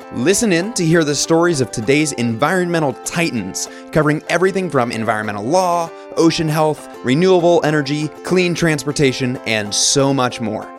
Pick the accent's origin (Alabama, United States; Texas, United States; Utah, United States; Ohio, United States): Texas, United States; my home state of Texas, which I love dearly.